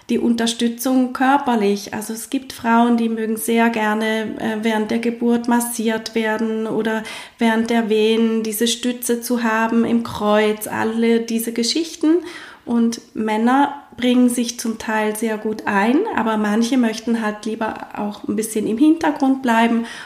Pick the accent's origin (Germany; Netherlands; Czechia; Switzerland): Switzerland; ähm, vermehrt, wie bei uns in der Schweiz.